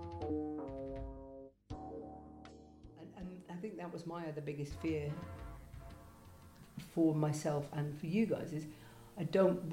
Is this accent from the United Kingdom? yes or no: yes; Lancashire, North West England, United Kingdom; I'm from Lancashire